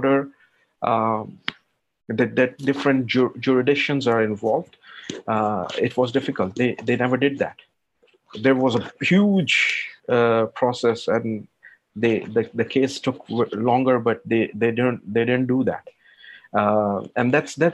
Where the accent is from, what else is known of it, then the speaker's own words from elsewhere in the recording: Pakistan; moved away as an adult; now in Luxembourg; I'm not European citizen, so I'm non-European, I'm from Pakistan